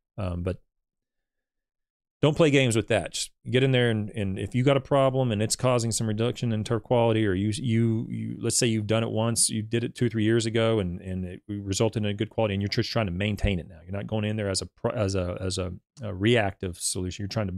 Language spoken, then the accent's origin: English; Louisville, Kentucky, United States; I was unavailable for the stream because of me working. I'm from Louisville.